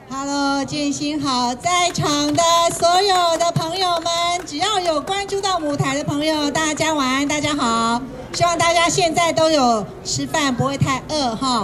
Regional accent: Kaohsiung, Taiwan; now in Taipei, Taiwan; 我觉得能够从高雄来到台北

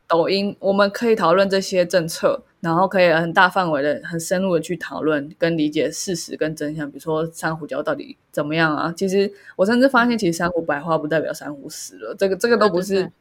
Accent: Taiwan; 身为台湾人

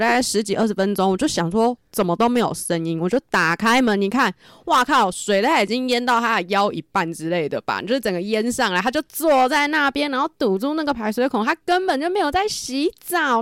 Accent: northern Taiwan, Taiwan; 我们就是北部人真的没有，就是吃那么多的习惯

